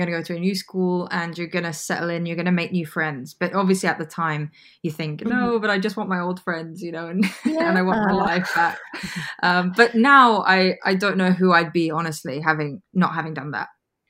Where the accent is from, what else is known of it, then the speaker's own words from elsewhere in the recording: Sabah, Malaysia; also born or lived in United Kingdom; we kind of upped and moved back to my home state, which is Sabah. So I was pretty young. I was about 9 years old and I lived there for a number of years after that.